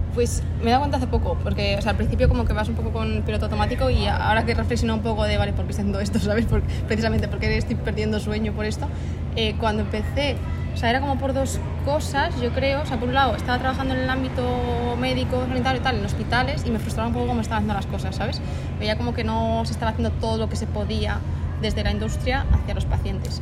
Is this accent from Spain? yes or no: yes; Segovia, Castile and León, Spain; moved away as an adult; also born or lived in Madrid / Brazil / Valencia; yo salgo de Segovia, aunque hay gente que no se lo cree, pero soy de Segovia. Y bueno, estuve ahí hasta los 18